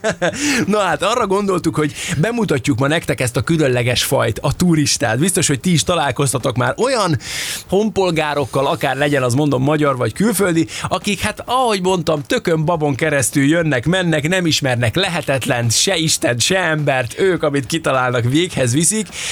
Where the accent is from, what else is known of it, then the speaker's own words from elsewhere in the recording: Hungary; anyukám még azon gondolkodtak, hogy most orosznak vagy németnek hazudjuk magunkat, mert hogy nem merték a magyart bevállalni